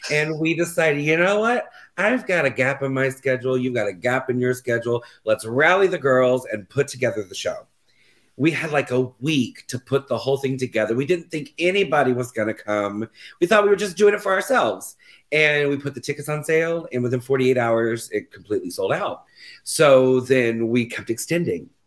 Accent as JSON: {"language": "English", "region": "Florida", "country": "United States", "said": "No, so we're actually from Florida."}